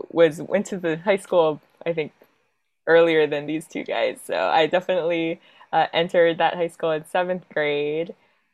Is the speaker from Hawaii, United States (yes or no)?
yes; Hawaii, United States; moved away as an adult; I was born and raised in Hawaii. And then after high school, went to the Midwest for schooling, and then kind of made my way around some places, went home to work in Hawaii for several years